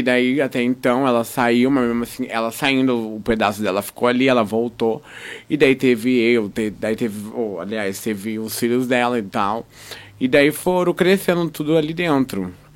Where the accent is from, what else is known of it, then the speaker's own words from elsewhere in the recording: Londrina, Paraná, Brazil; eu sou da Brataque